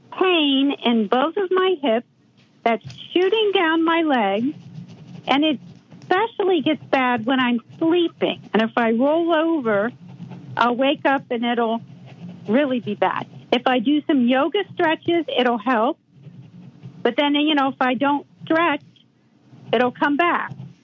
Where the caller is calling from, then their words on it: Columbus, Ohio, United States; I'm from Columbus, Ohio, your hometown.